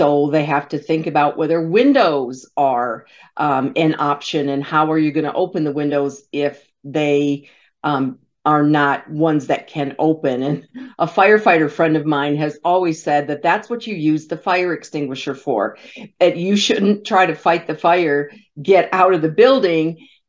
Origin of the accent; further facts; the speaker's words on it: Michigan, United States; my home state of Michigan